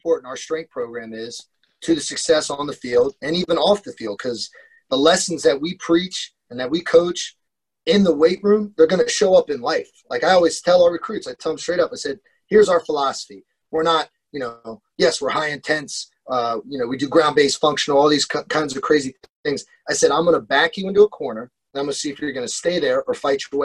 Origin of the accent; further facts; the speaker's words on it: Columbus, Ohio, United States; growing up in Columbus, Ohio